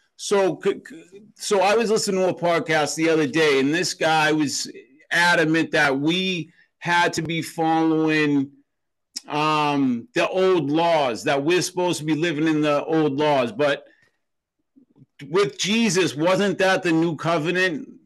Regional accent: Boston, Massachusetts, United States; I grew up in Boston, Massachusetts

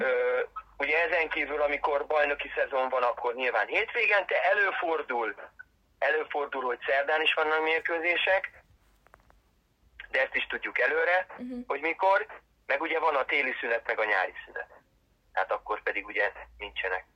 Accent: Balatonlelle, Somogy, Hungary; also born or lived in Siófok; fociztam már gyerekkoromtól fogva. Ö, gyerekkoromban Balaton lennén, aztán meg 15 éves koromtól fogva Siófokon

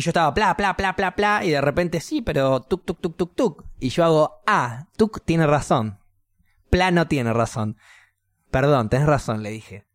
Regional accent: Argentina; moved away; soy argentino

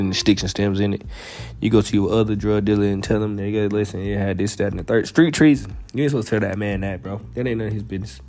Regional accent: Alabama, United States; moved away as an adult; also born or lived in Vermont; I'm from Alabama. I went all the way out to Vermont

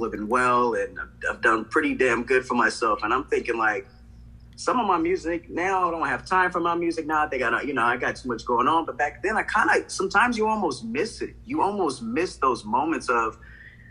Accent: Palm Springs, California, United States; also born or lived in Corona; I grew up in Palm Springs for a while

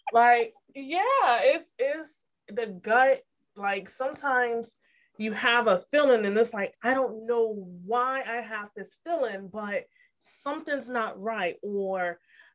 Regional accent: Connecticut, United States; moved away; I'm from Connecticut originally

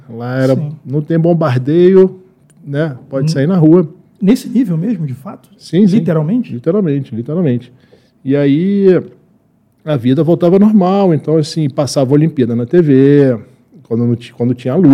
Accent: Brazil; born there; Mas eu nasci aqui no Brasil

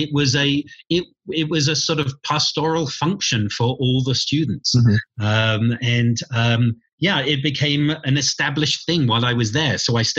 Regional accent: England, United Kingdom; Well, I come from England.

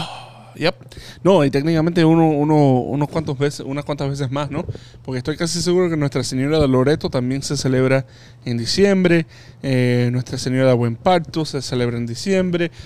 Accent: Hialeah, Florida, United States; mi home parish, la parroquia donde yo crecí, en la Inmaculada Concepción en Jayalía

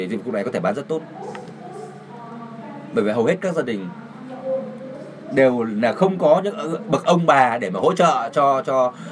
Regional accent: Taiwan; Vietnamese is a second language; À, chào các bạn … tôi đến từ Đài Loan.

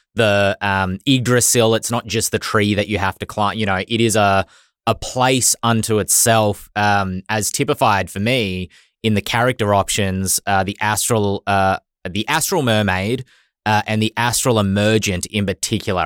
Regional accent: Australia; accent: Australian; my Australian accent.

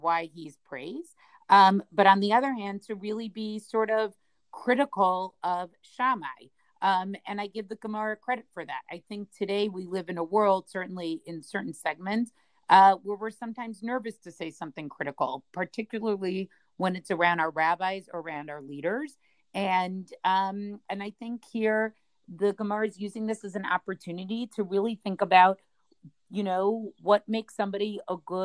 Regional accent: Boston, Massachusetts, United States; I grew up in Boston

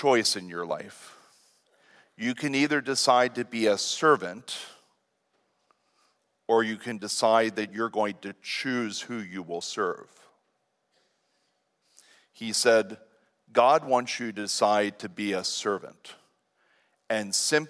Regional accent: Lancaster County, Pennsylvania, United States; here in Lancaster County someday. And I would really like to use it right here where I'm from.

